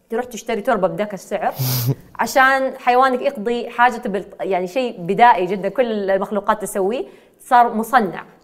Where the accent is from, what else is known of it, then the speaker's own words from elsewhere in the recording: Eastern Province, Saudi Arabia; born there; accent: Hijazi; انا ولدت في الشرقيه طبعا الناس دائما يحسبوني آه، انه انا ساكنه في جده لانه لهجتي مره حجازيه